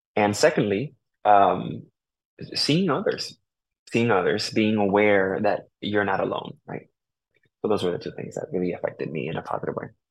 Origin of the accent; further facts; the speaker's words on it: New Haven, Connecticut, United States; also born or lived in Puerto Rico; I was born here in New Haven, Connecticut, um, and was raised for the most part here in New Haven